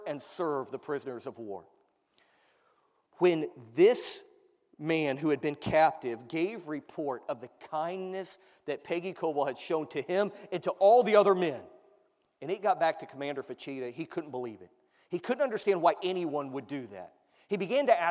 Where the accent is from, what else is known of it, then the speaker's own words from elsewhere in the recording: United States; As an American